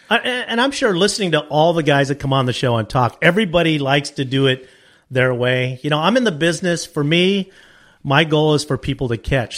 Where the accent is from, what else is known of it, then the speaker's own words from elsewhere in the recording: Wilmington, California, United States; moved away as an adult; also born or lived in Lopez Lake area, California; I grew up in Wilmington